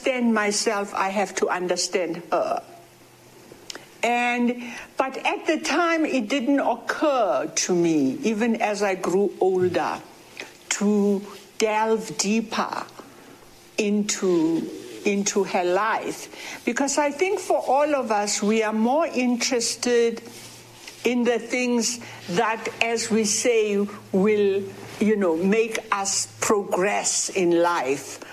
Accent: Witbank, Mpumalanga, South Africa; my grandmother, where I grew up in Witbank

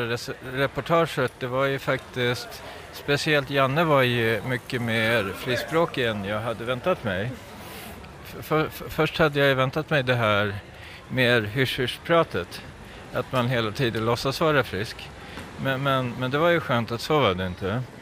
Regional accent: Stockholm, Stockholm County, Sweden; also born or lived in Norrtälje; now in Thailand; Jag är ursprungligen från Stockholm men har bott många år i Norrtälje men numera bor jag i Thailand.

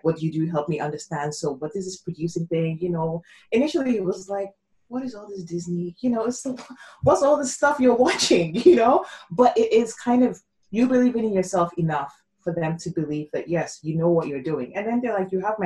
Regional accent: Nigeria; moved away; I'm Nigerian as well. My parents still live in Nigeria. So I grew up in a very, you know, my dad was a general in the army

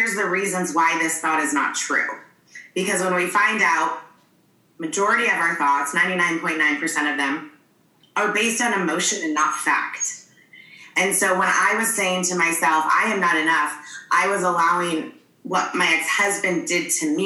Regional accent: Michigan, United States; now in San Diego, United States; I'm originally from Michigan, but I currently live in San Diego.

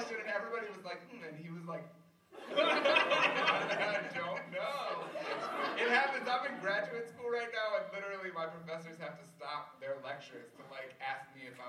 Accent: Cincinnati, Ohio, United States; I'm just from Cincinnati

